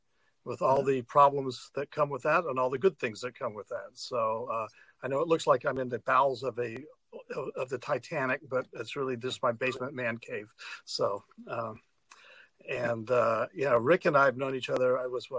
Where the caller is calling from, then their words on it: Chicago, Illinois, United States; I'm calling you from Chicago, where I live in downtown Chicago. And I see I'm in the basement of my house that was built in 1886